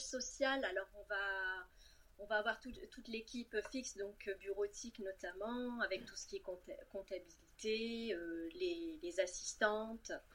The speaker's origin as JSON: {"language": "French", "town": "Cannes", "region": "Provence-Alpes-Côte d'Azur", "country": "France", "tie": "born or raised there", "also_born_or_lived": "Lyon / Rouen", "moved": "as an adult", "said": "je suis née et domiciliée à Cannes"}